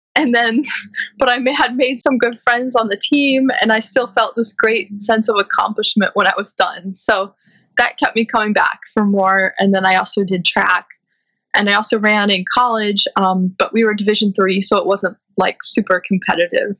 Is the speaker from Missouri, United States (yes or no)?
yes; St. Louis, Missouri, United States; moved away as an adult; also born or lived in Illinois / Brooklyn, New York; now in New York City, United States; I was born in St. Louis and I grew up there